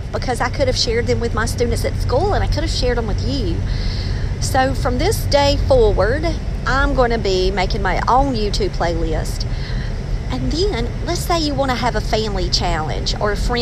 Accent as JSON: {"language": "English", "town": "Maxton", "region": "North Carolina", "country": "United States", "moved": "yes", "lives_now": "Raleigh, United States", "said": "I'm from Max, and we didn't have this kind of stuff back where I'm from"}